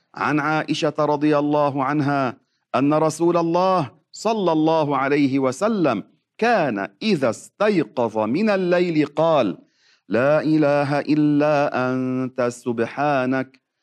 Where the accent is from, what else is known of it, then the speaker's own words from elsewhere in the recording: Lebanon; عندنا في لبنان